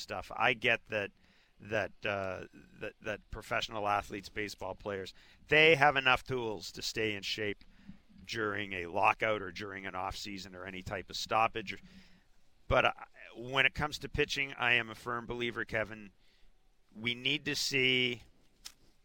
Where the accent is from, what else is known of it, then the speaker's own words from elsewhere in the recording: Manitoba, Canada; I grew up in Manitoba